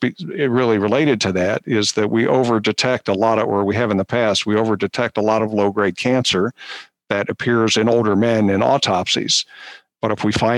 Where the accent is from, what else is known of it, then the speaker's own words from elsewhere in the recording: Philadelphia, Pennsylvania, United States; moved away as an adult; also born or lived in Baltimore / Pittsburgh / New York; now in Cleveland, United States; I grew up in suburban Philadelphia